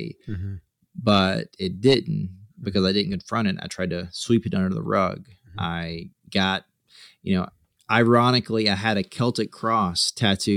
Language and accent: English; South Carolina, United States; moved away; I'm from South Carolina